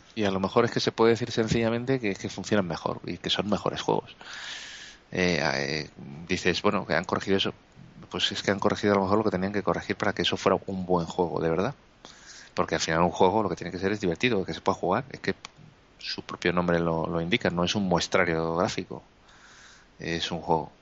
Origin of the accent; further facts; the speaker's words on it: Spain; somos todos los españoles que estamos ahí votando